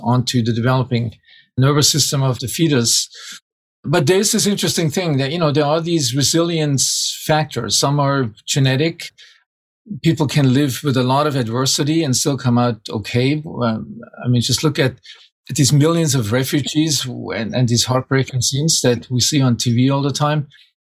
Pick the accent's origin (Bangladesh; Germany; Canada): Germany; small town outside of Munich, Bavaria; moved away; it's outside of Munich, small town outside of Munich.